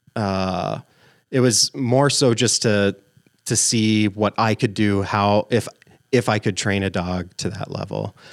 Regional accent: Albert Lea, Minnesota, United States; also born or lived in Florida; now in central Minnesota, United States; Originally from Florida, uh, but I moved to Minnesota, in southern Minnesota, Albert Lee area when I was five years old.

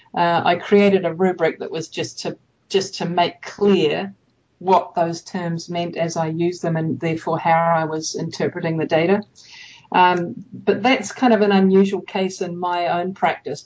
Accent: New Zealand; moved away as an adult; also born or lived in Japan / United States; I grew up in New Zealand.

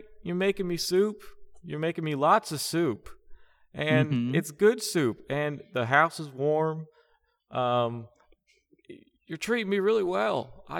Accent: Gibraltar; I was raised in Gibraltar.

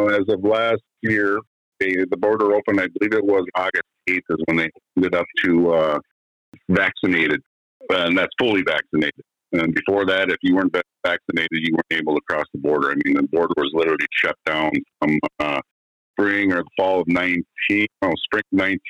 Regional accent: Minnesota, United States; Well, you know, I'm born and raised in the Northwest Angola area. Lived there my entire life. My parents owned a resort up in Monument Bay

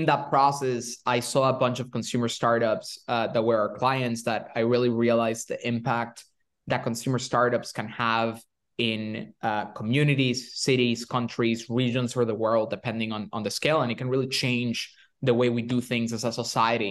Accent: Venezuela; moved away; I'm from Venezuela originally

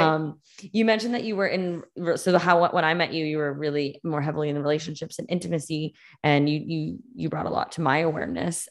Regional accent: Massachusetts, United States; I grew up in Mass

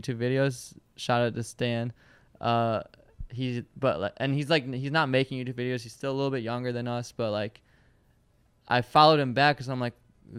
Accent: Michigan, United States; born there; I was born in Michigan.

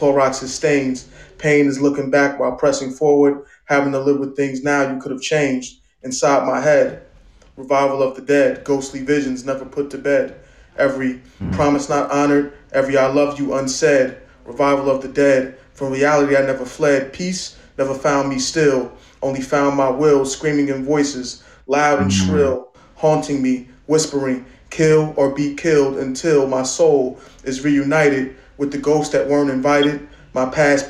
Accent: Newark, New Jersey, United States; I reside in Newark and I'm from Newark. I was born in Newark

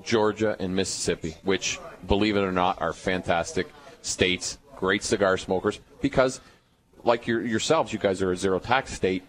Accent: Canada; moved away; I'm originally from Canada.

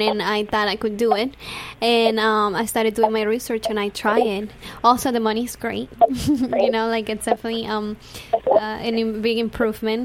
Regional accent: Venezuela; now in Los Angeles, United States; You all know my accent. I'm from Venezuela, so I have it really.

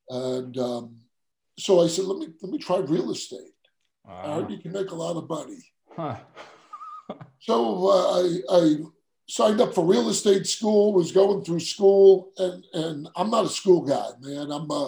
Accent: Queens, New York, United States; accent: New York; Yeah, so I grew up in Queens, New York. I know some people are, you know, they say I have an accent. I don't know.

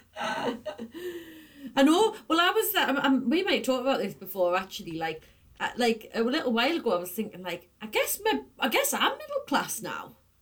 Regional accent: the Northeast, North East England, United Kingdom; moved away as an adult; I used to try and soften my accent quite a lot but then when I moved away, I was like so determined not to lose it that it definitely got stronger

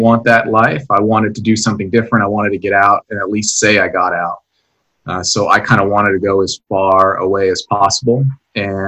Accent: Maine, United States; moved away as an adult; now in Texas, United States; My family, my wife and I, we're both from Maine originally

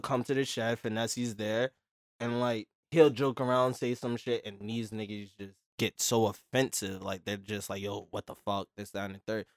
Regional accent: New York, United States; We're from Brooklyn

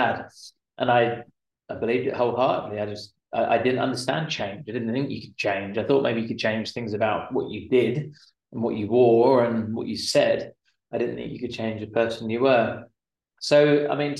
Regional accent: London, United Kingdom; I'm from London originally, just outside of London anyway.

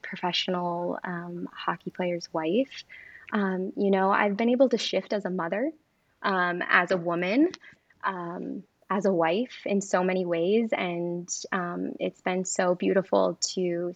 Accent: Michigan, United States; moved away as an adult; I'm from Michigan.

